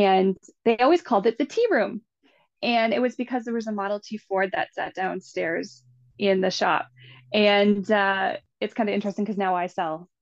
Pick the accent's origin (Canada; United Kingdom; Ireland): Canada; growing up in the Valley